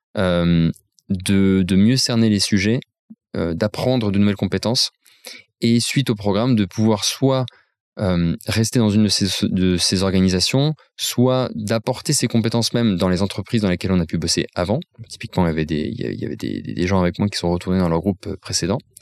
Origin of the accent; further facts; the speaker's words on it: Nancy, Grand Est, France; je viens de Nancy, je suis un fier Lorrain